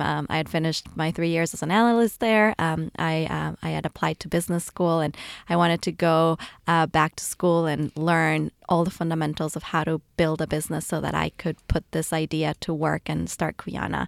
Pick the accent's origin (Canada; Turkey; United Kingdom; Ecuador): Ecuador; moved away as an adult; now in United States; I was raised in Ecuador and moved to the U S, um, for college